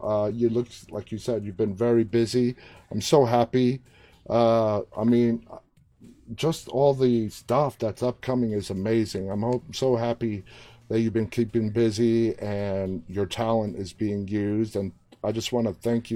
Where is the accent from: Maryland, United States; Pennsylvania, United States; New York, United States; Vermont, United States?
New York, United States; New York City; moved away; It is my hometown. It's where I was born and raised, New York City.